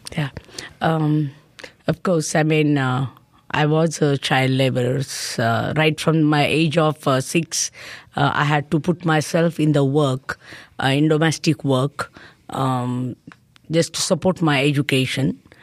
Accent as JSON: {"language": "English", "country": "India", "said": "as a Indian citizen"}